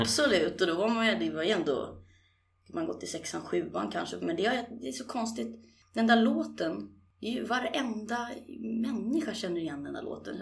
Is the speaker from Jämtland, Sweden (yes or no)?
no; Stockholm, Stockholm County, Sweden; also born or lived in Årsta havsbad, Haninge; jag är ju född på- och uppvuxen egentligen på Kungsholm, men mina första tio år, eh, där bor jag idag också. Men, eh, sen flyttade vi ut till Årsta havsbad